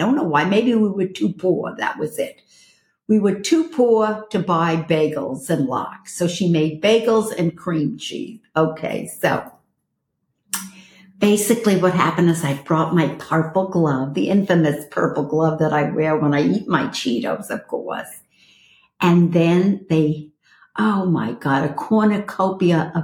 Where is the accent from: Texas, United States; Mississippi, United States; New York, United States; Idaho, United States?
New York, United States; New York City; moved away as an adult; now in Los Angeles, United States; this girl is a Brooklyn girl. I'm from Flatbush and Borough Park